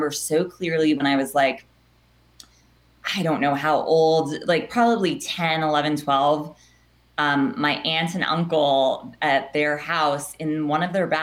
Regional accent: Los Angeles, California, United States; accent: Valley girl; I am from the Valley and I still live in the Valley.

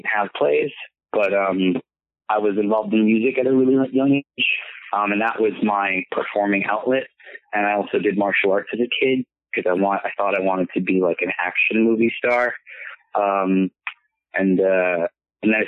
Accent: San Francisco, California, United States; being a Filipino, you know, growing up in, like, a San Francisco

